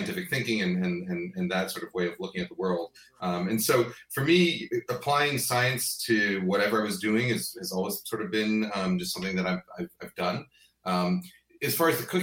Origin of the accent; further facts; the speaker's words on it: New York, United States; moved away as an adult; also born or lived in Boston; I grew up in New York. Went to school in Boston